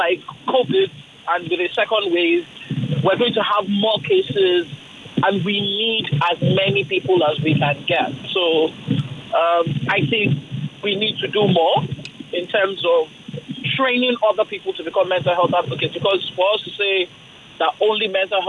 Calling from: Ojota, Lagos, Nigeria; I'm calling from Ojota.

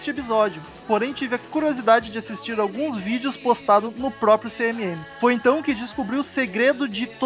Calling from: São Paulo, Brazil; Fala galera, sou de São Paulo SP e tenho 33 anos

